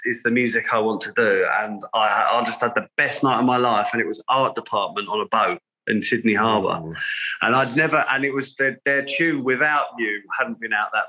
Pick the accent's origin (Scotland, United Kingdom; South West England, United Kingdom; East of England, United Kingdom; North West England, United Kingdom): East of England, United Kingdom; Essex; I am born and raised in Essex on the east coast of the UK